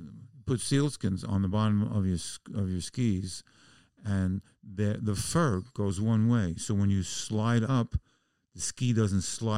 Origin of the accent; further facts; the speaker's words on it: Bronx, New York, United States; I grew up in the Bronx, and basketball was like gang war.